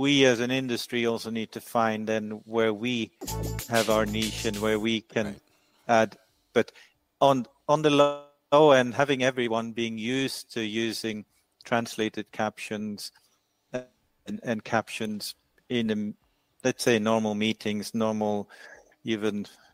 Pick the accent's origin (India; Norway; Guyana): Norway; where I'm from in Norway